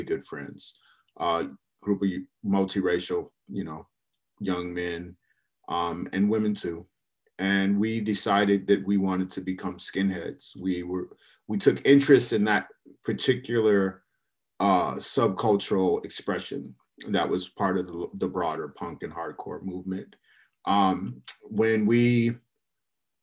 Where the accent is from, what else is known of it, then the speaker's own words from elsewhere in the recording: Minneapolis, Minnesota, United States; moved away as an adult; also born or lived in Chicago, Illinois / St. Paul, Minnesota; now in Portland, United States; I grew up in the Midwest. So I was born in Chicago, lived there for the early part of my childhood, and wound up moving to Minneapolis and St. Paul.